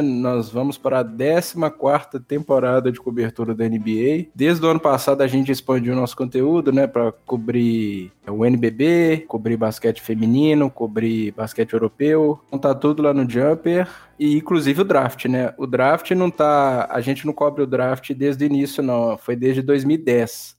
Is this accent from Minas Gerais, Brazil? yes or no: yes; Belo Horizonte, Minas Gerais, Brazil; Eu sou de Belo Horizonte